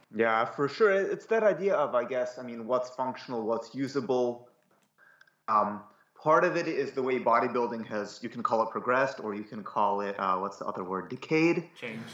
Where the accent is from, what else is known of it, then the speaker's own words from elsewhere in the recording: Cleveland, Ohio, United States; I grew up in Cleveland, Ohio